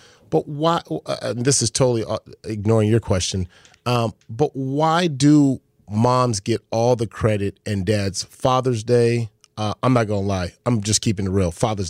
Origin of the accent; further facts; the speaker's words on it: Los Angeles, California, United States; I'm from Crenshaw. I'm from L.A.